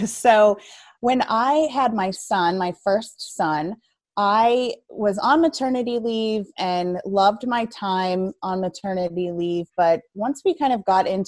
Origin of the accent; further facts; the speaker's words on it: Ohio, United States; now in Hebron, United States; I'm from Ohio